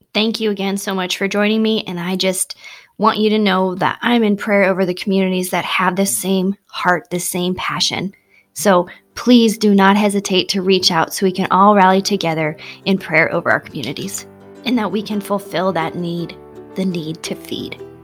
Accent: Bonesville, South Dakota, United States; my hometown

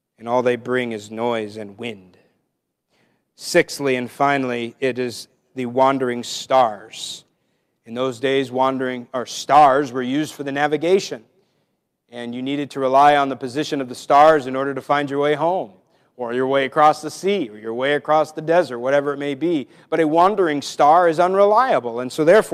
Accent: Washington, United States; moved away; I'm from Washington State

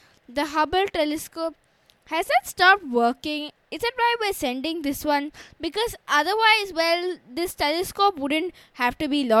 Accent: India; I'm from India and I'm 10 years old.

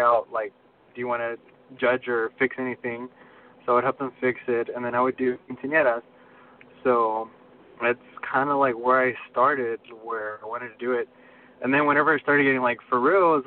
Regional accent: Baytown, Texas, United States; I'm from Baytown. It's a small city, like on the east side of Houston

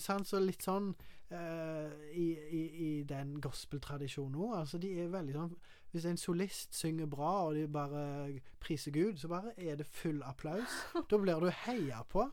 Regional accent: Karmøy, Rogaland, Norway; Jeg er fra Karmøy

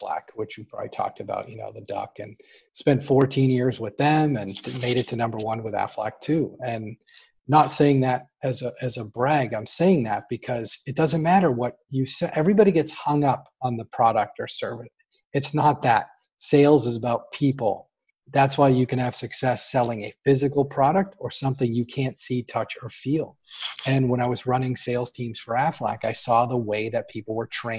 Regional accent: Boston, Massachusetts, United States; We're from Boston

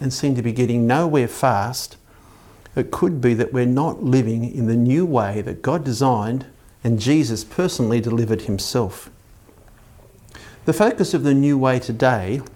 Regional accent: Belmont, New South Wales, Australia; I grew up in Belmont near Lake Macquarie

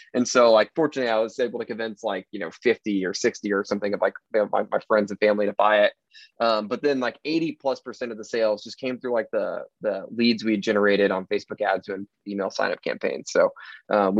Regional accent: Fort Worth, Texas, United States; moved away as an adult; now in Austin, United States; I'm from Fort Worth, Texas, live in Austin, have the past 6.5 years

